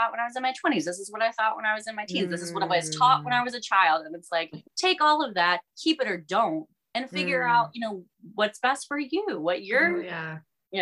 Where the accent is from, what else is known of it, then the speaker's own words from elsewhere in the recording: Georgia, United States; we're all from Georgia